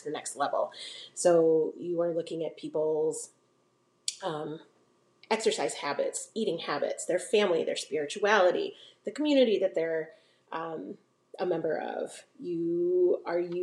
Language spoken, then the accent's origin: English; Maine, United States; now in Iowa, United States; I'm originally from Maine